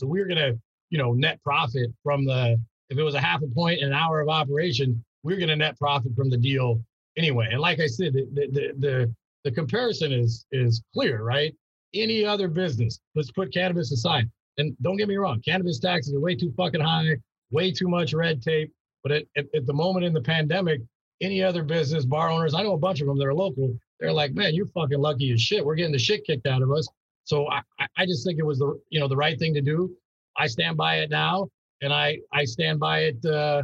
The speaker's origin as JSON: {"language": "English", "town": "Long Beach", "region": "California", "country": "United States", "tie": "born or raised there", "said": "I'm from Long Beach. So born and raised here, you know, lived here my whole life"}